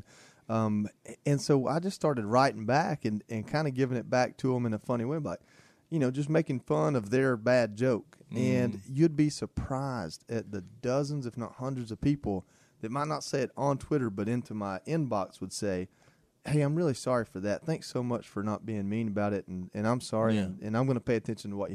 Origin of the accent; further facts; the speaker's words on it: Dalton, Georgia, United States; moved away; I went to my hometown, which I love my hometown. I talk about Dalton, Georgia all the time